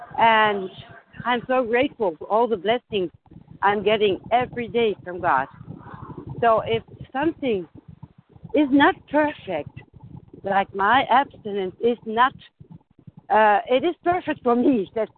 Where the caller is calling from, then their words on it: Germany; I'm in recovery, and I'm calling from Germany.